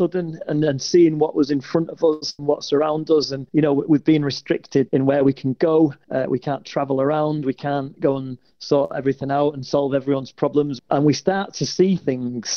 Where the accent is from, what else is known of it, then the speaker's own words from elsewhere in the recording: Salford, North West England, United Kingdom; I'm from Salford, which is just near Manchester.